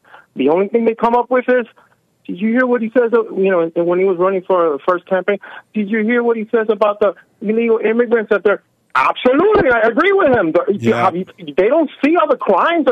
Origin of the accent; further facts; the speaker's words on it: Miami, Florida, United States; I'm born and raised in Miami, Florida